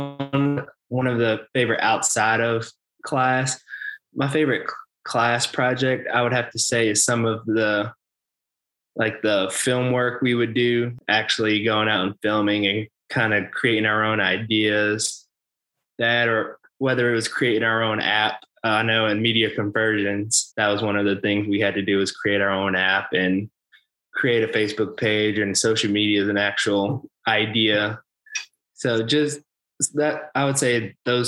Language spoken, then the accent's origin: English; Spartanburg, South Carolina, United States; I grew up in Spartanburg, South Carolina, went to Dorman High School